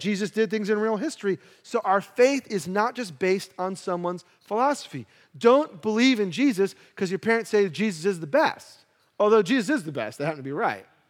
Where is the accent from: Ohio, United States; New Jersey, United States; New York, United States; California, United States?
New York, United States; New York City; I grew up in Brooklyn